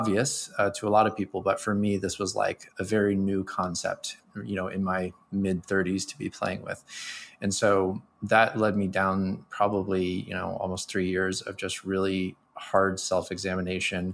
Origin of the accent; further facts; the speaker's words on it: United States; I'm a American male raised in the 80s